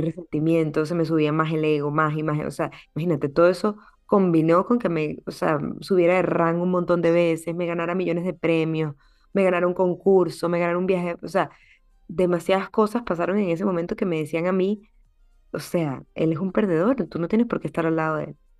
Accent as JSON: {"language": "Spanish", "country": "Venezuela", "moved": "yes", "lives_now": "United States", "said": "Soy venezolana, soy médico"}